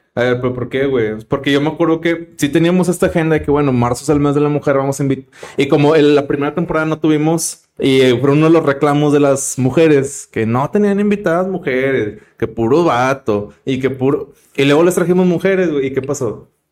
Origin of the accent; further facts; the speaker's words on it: Monterrey, Nuevo León, Mexico; somos regios